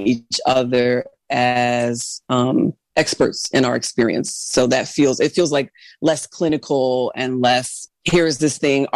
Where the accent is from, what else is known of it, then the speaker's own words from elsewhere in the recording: United States; I'm Black American